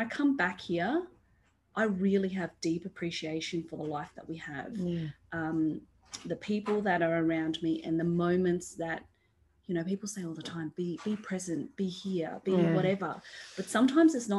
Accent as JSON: {"language": "English", "country": "Australia", "tie": "born or raised there", "said": "I am this first generation born here. I am Australian."}